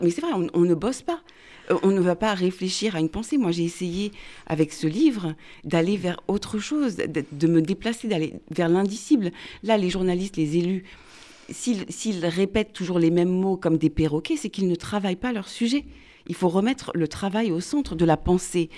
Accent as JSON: {"language": "French", "country": "France", "first_language": "French", "said": "nos vies de Français qui sont profondément mélangées"}